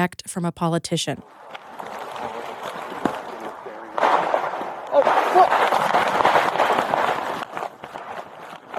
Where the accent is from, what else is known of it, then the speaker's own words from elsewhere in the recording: Pierce County, Washington, United States; I grew up in Pierce County